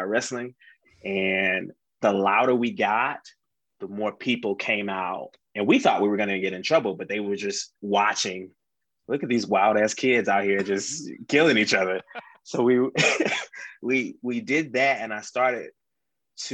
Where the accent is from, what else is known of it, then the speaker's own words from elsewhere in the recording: Atlanta, Georgia, United States; I'm from Atlanta